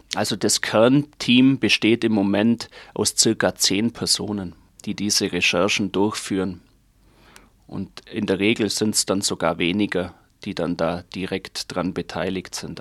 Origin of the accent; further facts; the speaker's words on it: Germany; bei uns in Deutschland